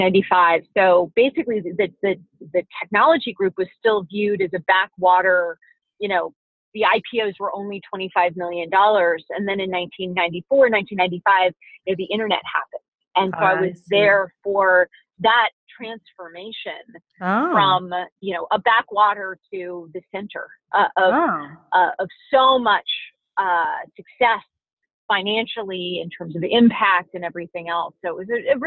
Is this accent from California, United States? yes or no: yes; Cupertino, California, United States; also born or lived in Palo Alto, California; About 20 minutes from where I grew up in Cupertino, California